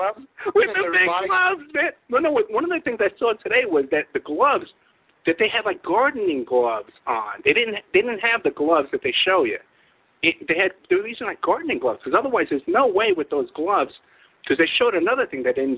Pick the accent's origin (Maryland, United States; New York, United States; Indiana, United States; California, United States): New York, United States; moved away; I was a kid from New York.